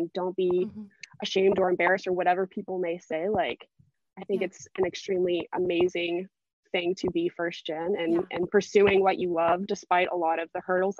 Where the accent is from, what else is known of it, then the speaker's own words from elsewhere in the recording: the South, United States; I live in the South. I'm from the South, never really left the South. And so here it's very Christian dominated.